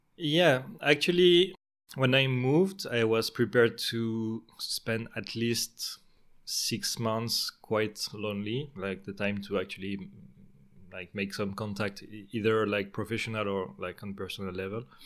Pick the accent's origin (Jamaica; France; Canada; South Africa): France; Marseille, Provence-Alpes-Côte d'Azur; moved away as an adult; now in Stockholm, Sweden; I spent most of my life, uh, in France and in the same area in the southeast. I'm from Marseille